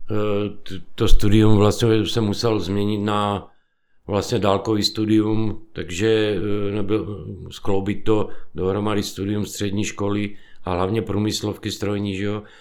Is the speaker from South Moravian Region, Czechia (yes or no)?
yes; Vyškov, South Moravian Region, Czechia; born there; also born or lived in Krnov; Já jsem se narodil vlastně ve Výškově na Moravě. A, ale v 68. roce, když vlastně nás přišli osvobodit, tak táta byl vlastně eh, voják z povolání, bydleli jsme v Krnově